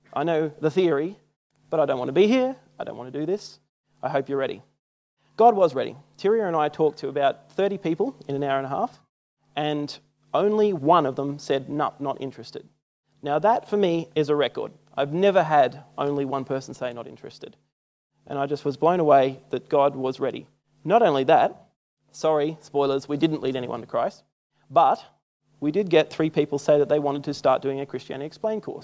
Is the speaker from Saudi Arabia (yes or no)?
no; Australia; I'm Australian